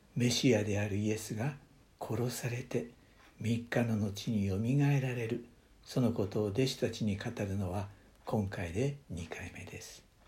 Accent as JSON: {"language": "Japanese", "country": "Japan", "tie": "born or raised there", "also_born_or_lived": "United States", "moved": "as an adult", "said": "日本の教会で育てられ"}